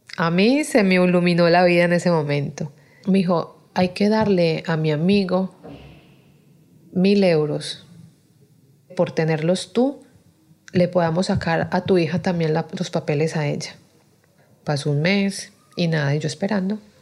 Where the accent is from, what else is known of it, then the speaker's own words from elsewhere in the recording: Colombia; moved away as an adult; now in Spain; vengo de Colombia